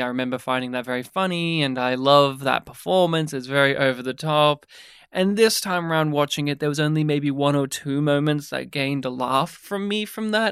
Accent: Australia; growing up in rural Australia, my hometown specifically did have a, a cinema.

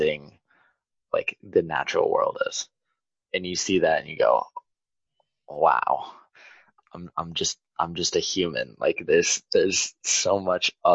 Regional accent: United States; I'm an American

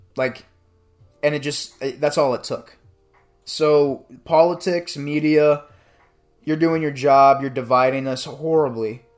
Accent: Bradenton, Florida, United States; I went to school in Bradenton, shout out Bradenton, A K A B-Town, nine four one

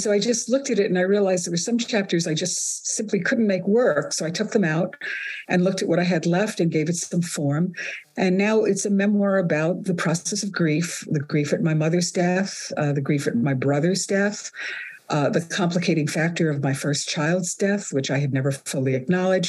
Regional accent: New York City, New York, United States; also born or lived in Sicily / Calabria; growing up in Brooklyn, 1950s, 1960s

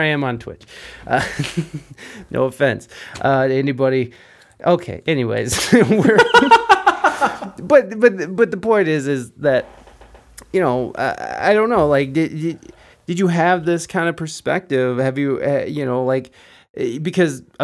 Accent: Toledo, Ohio, United States; also born or lived in Southern California; I'm from Ohio, Toledo, Ohio. There's not a whole lot of culture here

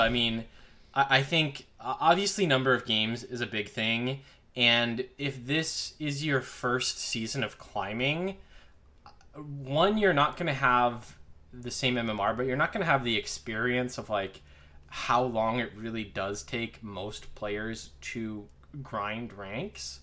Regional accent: Crystal Lake, Illinois, United States; I grew up in Crystal Lake

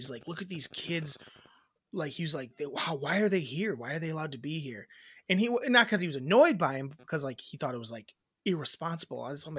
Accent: Wisconsin, United States; we grew up in Wisconsin. We're in Wisconsin.

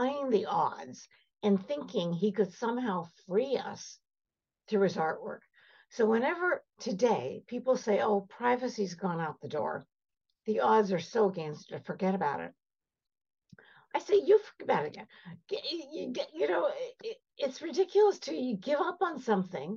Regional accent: Canada; also born or lived in Cairo, Egypt; I'm Armenian. I was born in Cairo. Came over to Canada when I was 4 years old.

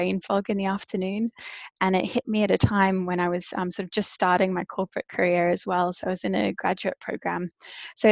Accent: Brisbane, Queensland, Australia; also born or lived in South Africa; now in London, United Kingdom; I grew up in Brisbane in Australia

